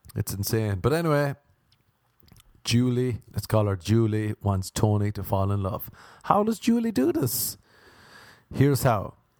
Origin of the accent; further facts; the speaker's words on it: Ireland; accent: Irish; moved away; growing up in Ireland